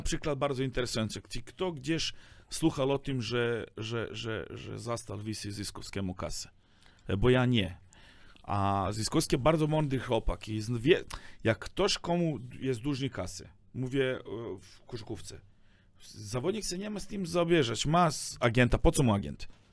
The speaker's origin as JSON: {"language": "Polish", "country": "Serbia", "second_language": "Polish", "moved": "yes", "lives_now": "Poland", "said": "ja jestem ze Serbii"}